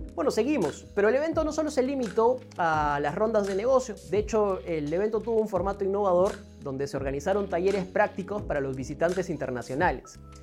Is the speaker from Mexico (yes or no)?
no; Peru; nosotros como peruanos